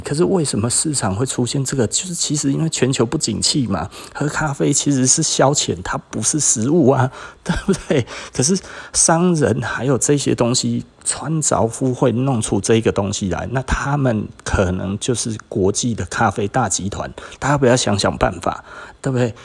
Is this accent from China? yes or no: no; Taiwan; 我们台湾这边一直在讲说，是不是特别的热？